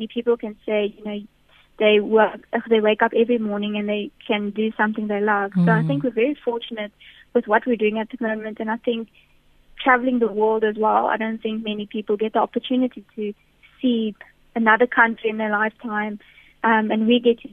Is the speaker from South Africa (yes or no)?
yes; South Africa; us as a South African women's cricket team